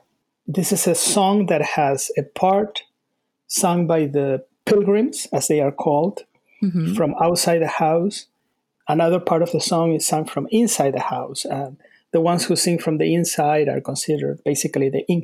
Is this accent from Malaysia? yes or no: no; Argentina; also born or lived in Salt Lake City, United States / North Carolina, United States; now in United States; I was born in Argentina.